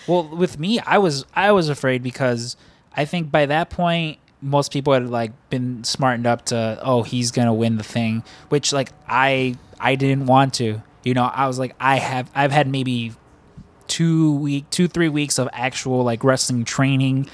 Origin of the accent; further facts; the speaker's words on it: Chicago, Illinois, United States; we're all from Chicago